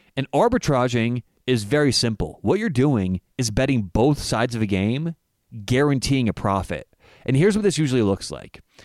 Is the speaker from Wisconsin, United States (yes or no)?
no; Denver, Colorado, United States; I'm from Denver